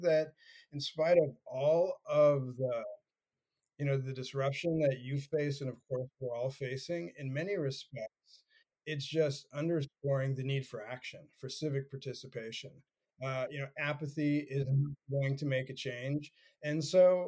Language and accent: English; California, United States; being a Californian